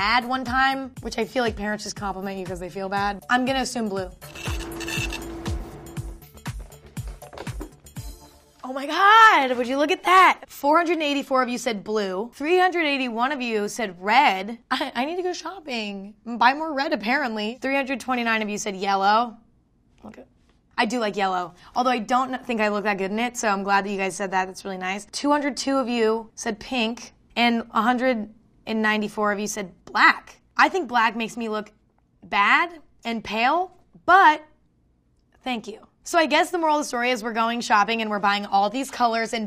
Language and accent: English; next to San Francisco, California, United States; I grew up next to it